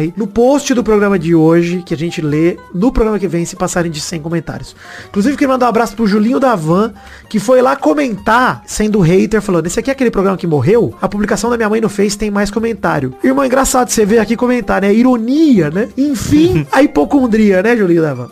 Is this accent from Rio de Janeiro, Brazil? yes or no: no; Araraquara, São Paulo, Brazil; moved away; eu estou de mudança para voltar para Araraquara, isso é oficial. Estou retornando à minha terra